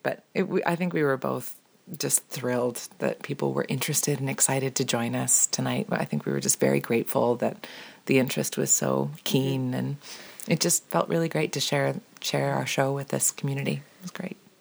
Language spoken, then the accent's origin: English; Ontario, Canada; as a young girl growing up in Ontario